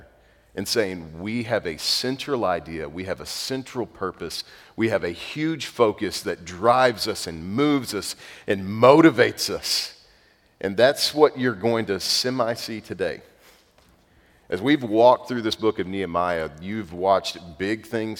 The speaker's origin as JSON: {"language": "English", "town": "North Zulch", "region": "Texas", "country": "United States", "said": "I'm from North Zulch, Texas"}